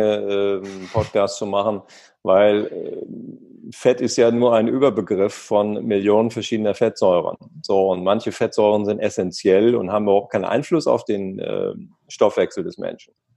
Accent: East Frisia, Lower Saxony, Germany; Ich bin an der Nordsee groß geworden, da gibt es halt Wind

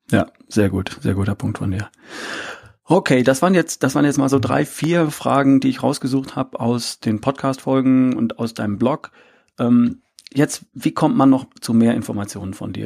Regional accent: between Herford and Bielefeld, North Rhine-Westphalia, Germany; now in Ludwigsburg, Germany; ich bin aufgewachsen in Ostwestfalen, in, zwischen Herford und Bielefeld irgendwo

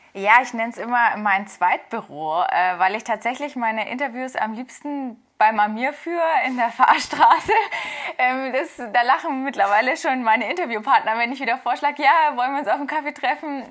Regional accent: Nuremberg, Bavaria, Germany; ich komme äh, aus Nürnberg, aber muss ich dazu sagen, äh, wer meine Fußballleidenschaft kennt, ich komme von der Stadtgrenze tatsächlich

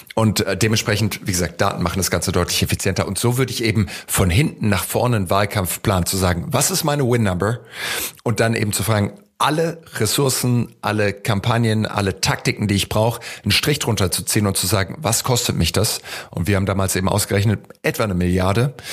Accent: Heidelberg, Baden-Württemberg, Germany; Ich bin in Heidelberg aufgewachsen

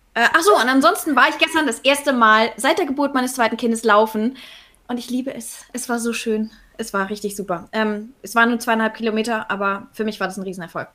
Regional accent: Northern Germany, Germany; ich komme aus Norddeutschland

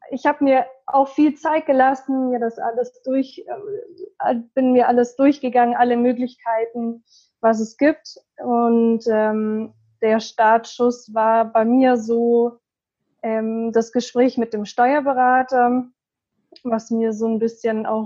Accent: Munich, Bavaria, Germany; ich bin 26 Jahre alt. Mm, ich komme aus München

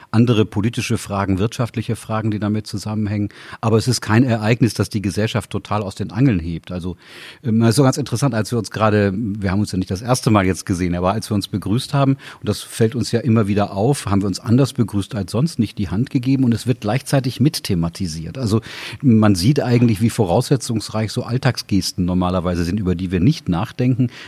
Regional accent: Tübingen, Baden-Württemberg, Germany; born there; Ich habe eine ganz brave, sehr deutsche Sozialisation. Ich bin in Tübingen geboren.

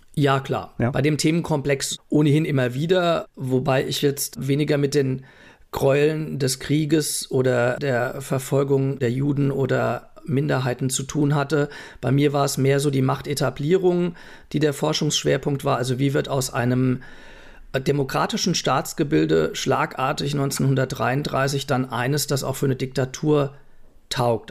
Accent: Essenheim, Rhineland-Palatinate, Germany; also born or lived in Mainz / Leipzig / Prague; aufgewachsen bin ich in Essenheim, also geboren in Mainz

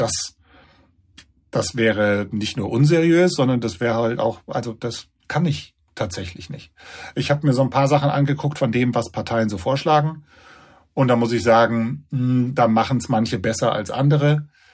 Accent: Germany; bei uns in Deutschland

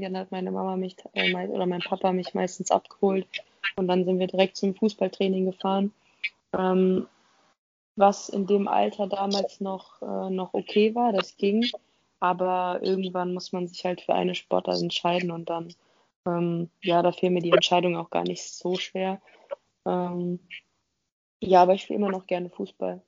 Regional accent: Dortmund, North Rhine-Westphalia, Germany; moved away; also born or lived in Offenbach; ich komme aus Dortmund

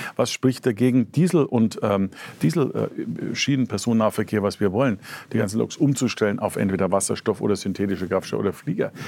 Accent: Franconia, Bavaria, Germany; Als Franke

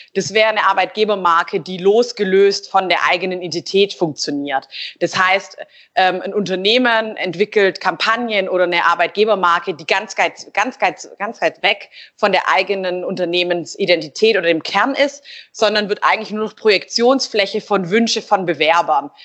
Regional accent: Stuttgart, Baden-Württemberg, Germany; Ich bin ähm, ursprünglich ähm, Stuttgarterin und bin auch hier wieder

